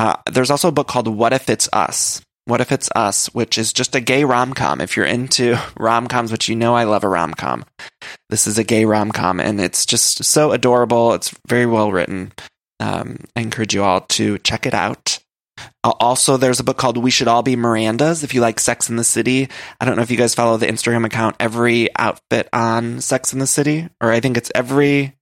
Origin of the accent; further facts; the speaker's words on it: Ohio, United States; I'm from Ohio